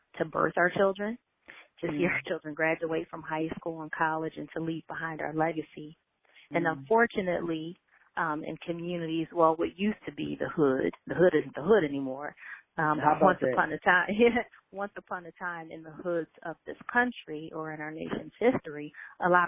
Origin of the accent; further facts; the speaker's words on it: Philadelphia, Pennsylvania, United States; a little girl growing up in West Philadelphia